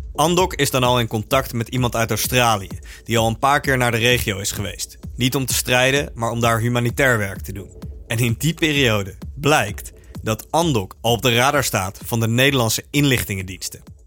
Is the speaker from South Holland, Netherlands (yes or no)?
yes; The Hague, South Holland, Netherlands; We komen uit Den Haag